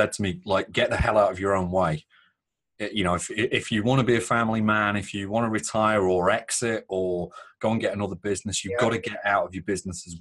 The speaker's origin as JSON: {"language": "English", "region": "Northern England", "country": "United Kingdom", "said": "British and Northern"}